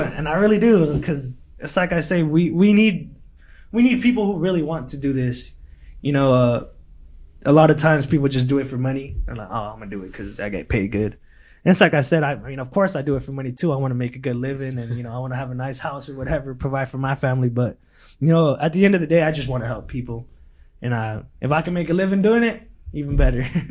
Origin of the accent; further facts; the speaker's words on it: Lindsay, California, United States; English is a second language; also born or lived in Mexico; now in Bakersfield, United States; back in Lindsay, that's my hometown